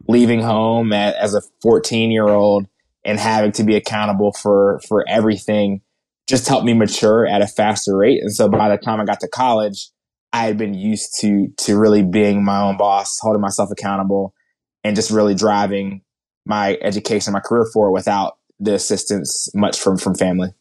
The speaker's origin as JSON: {"language": "English", "area": "outside of Philadelphia", "region": "New Jersey", "country": "United States", "tie": "born or raised there", "said": "I grew up in New Jersey. Outside of Philadelphia"}